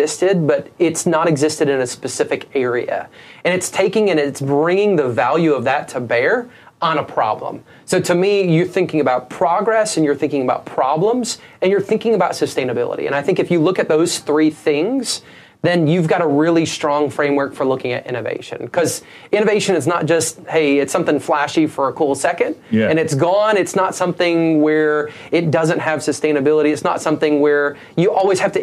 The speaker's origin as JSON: {"language": "English", "region": "Southeast Michigan", "country": "United States", "tie": "born or raised there", "moved": "yes", "lives_now": "Mobile, United States", "said": "I'm a kid who was born and raised in Southeast Michigan"}